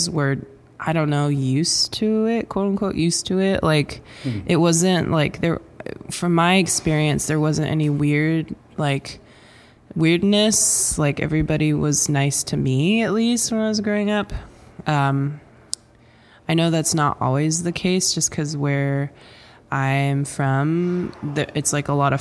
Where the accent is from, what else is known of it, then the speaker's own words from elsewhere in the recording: Swinomish Indian Reservation, Washington, United States; I grew up on the Swinomish Indian Reservation